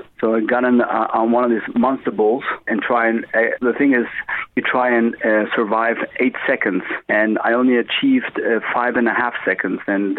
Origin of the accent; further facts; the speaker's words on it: Spain; born there; But I was born in Spain.